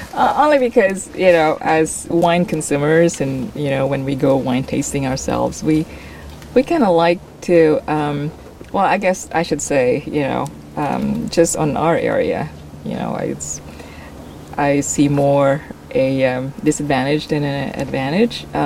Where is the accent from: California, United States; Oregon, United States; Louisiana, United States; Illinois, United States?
Oregon, United States; And I'm from Oregon.